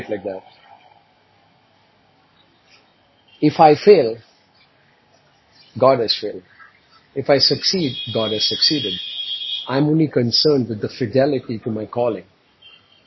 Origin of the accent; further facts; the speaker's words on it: India; moved away; my native country, which I grew up in India